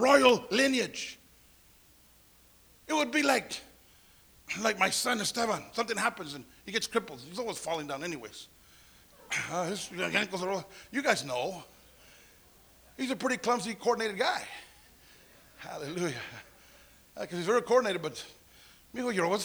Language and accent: English; Santa Paula, California, United States; growing up in Santa Paula, a little place, it was only a town